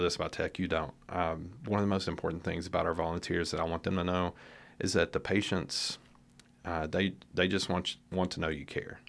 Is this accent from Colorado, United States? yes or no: no; Nashville, Tennessee, United States; moved away as an adult; now in Lexington, United States; originally from the Nashville area